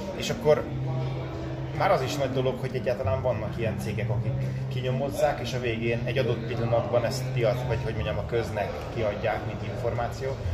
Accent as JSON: {"language": "Hungarian", "country": "Hungary", "said": "mint magyar ember"}